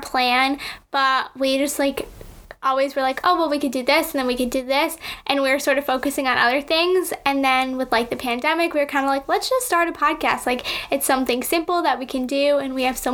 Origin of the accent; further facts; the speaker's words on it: Connecticut, United States; I'm from Connecticut. I've lived here my whole life